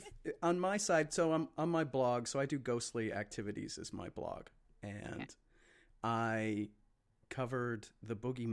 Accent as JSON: {"language": "English", "region": "Midwest", "country": "United States", "lives_now": "Chicago, United States", "said": "I'm from the Midwest"}